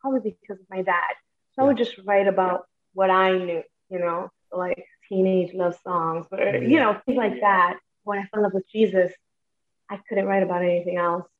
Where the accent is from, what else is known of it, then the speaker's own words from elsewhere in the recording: New York City, New York, United States; I was born in Brooklyn